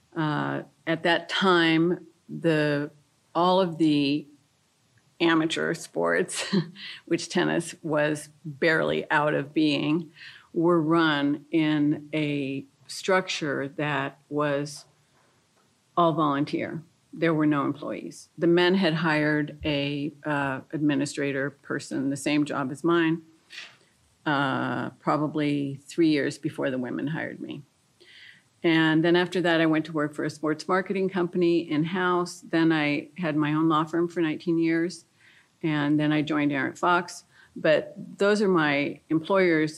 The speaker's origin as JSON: {"language": "English", "country": "France", "tie": "born or raised there", "moved": "yes", "said": "I grew up in France. I speak fluent French. I went to French schools."}